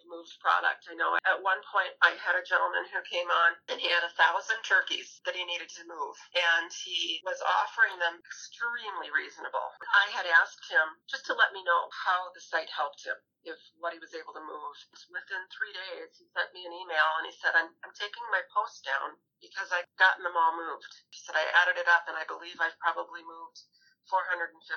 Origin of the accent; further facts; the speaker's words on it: Wisconsin, United States; now in Minnesota, United States; I hail from Wisconsin originally